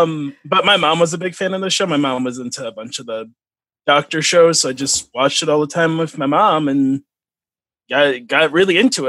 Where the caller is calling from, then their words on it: Grand Rapids, Michigan, United States; I am in Grand Rapids, Michigan.